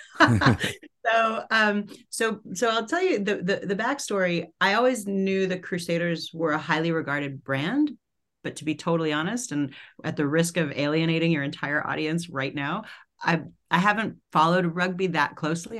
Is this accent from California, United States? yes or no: no; New York City, New York, United States; I grew up in New York City in Manhattan